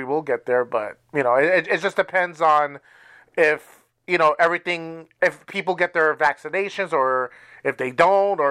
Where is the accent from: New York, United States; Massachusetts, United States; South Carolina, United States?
New York, United States; New York City; I'm from New York